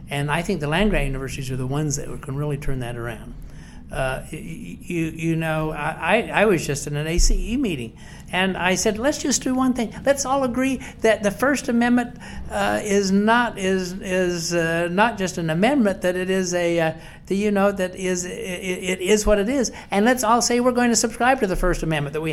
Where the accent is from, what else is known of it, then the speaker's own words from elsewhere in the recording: West Virginia, United States; the Appalachian family, of which we are, we are fiercely Appalachian in, in West Virginia